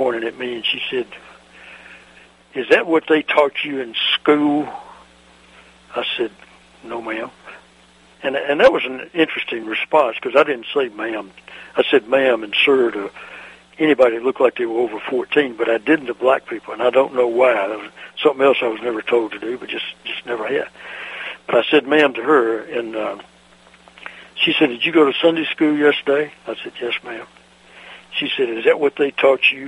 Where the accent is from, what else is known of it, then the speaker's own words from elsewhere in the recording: Mississippi, United States; when I was growing up in Mississippi in the 40s